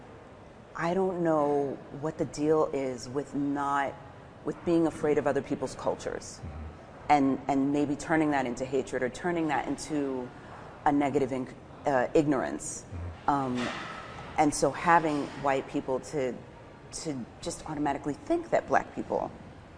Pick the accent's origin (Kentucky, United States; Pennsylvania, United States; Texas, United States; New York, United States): New York, United States; New York City; accent: New York; moved away as an adult; now in Portugal; Growing up in New York